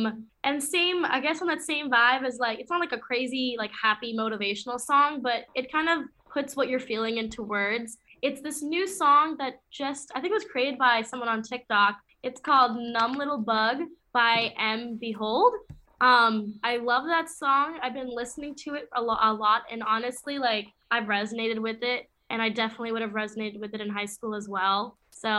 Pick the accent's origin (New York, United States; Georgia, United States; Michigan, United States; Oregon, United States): Michigan, United States